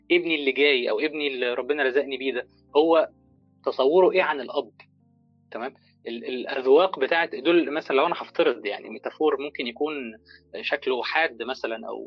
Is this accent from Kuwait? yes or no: no; Egypt; بيفضل قاعد في البيرفكت مي بقى وقاعد ومدد رجليه زي ما بنقول عندنا في مصر كده